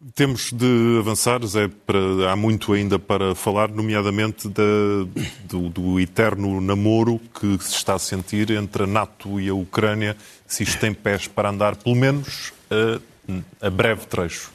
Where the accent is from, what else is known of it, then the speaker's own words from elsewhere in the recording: the North, Northern Portugal, Portugal; Eu e tu somos do Norte